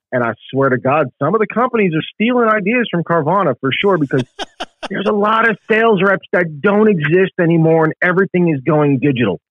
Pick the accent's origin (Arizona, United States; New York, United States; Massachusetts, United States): New York, United States; New York City; moved away as an adult; now in South Carolina, United States; I grew up in the Bronx in New York